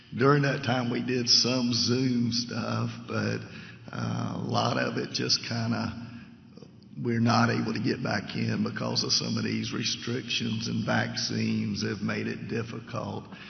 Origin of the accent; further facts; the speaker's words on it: Savannah, Georgia, United States; moved away as an adult; now in Leesville, United States; I'm originally from Savannah, and uh, got lived there almost all my life until four years ago.